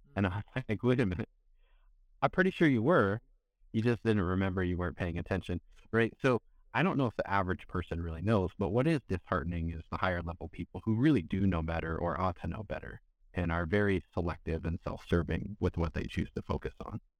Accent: California, United States; I grew up in California

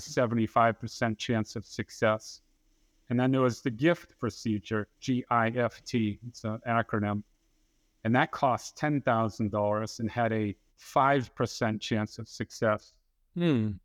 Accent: Dartmouth, Massachusetts, United States; moved away as an adult; now in Tampa, United States; I was born and raised in Dartmouth, Massachusetts, and I spent the first 26 years of my life up there

